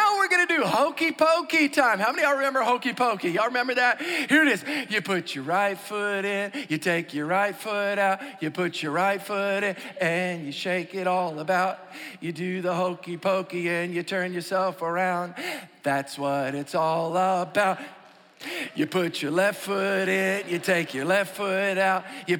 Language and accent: English; New Orleans, Louisiana, United States; I grew up outside in New Orleans in a suburb